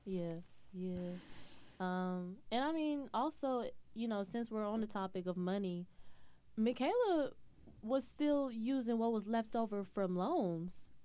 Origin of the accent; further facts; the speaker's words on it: Atlanta, Georgia, United States; moved away as an adult; also born or lived in Florida; now in New York, United States; I'm from Atlanta, Georgia